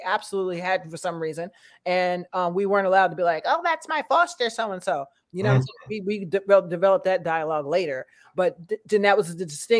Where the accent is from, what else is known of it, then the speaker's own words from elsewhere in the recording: Bedford Hills, New York, United States; also born or lived in Brooklyn, New York; I grew up here in Bedford Hills area.